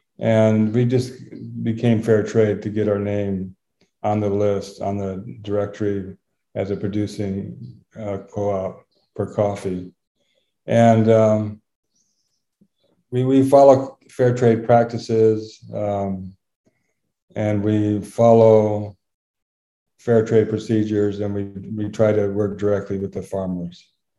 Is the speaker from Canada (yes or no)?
no; Thailand; I'm a second generation missionary. So I was brought up in Thailand. I've been here over 60 years.